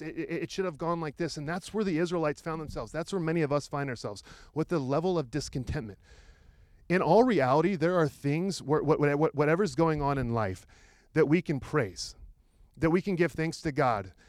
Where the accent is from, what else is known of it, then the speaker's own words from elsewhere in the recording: Roseburg, Oregon, United States; I grew up in Roseburg, which is about an hour south of here.